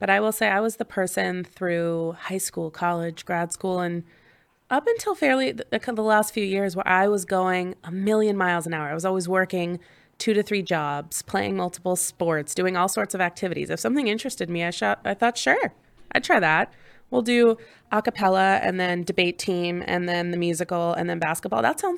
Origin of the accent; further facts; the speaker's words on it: Pennsylvania, United States; So I grew up in Southern Chester County in Pennsylvania, kind of right over the line where Delaware meets